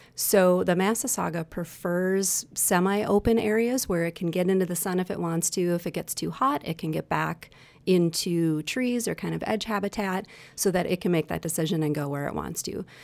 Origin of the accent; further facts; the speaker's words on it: Wisconsin, United States; I'm from Wisconsin, born and raised here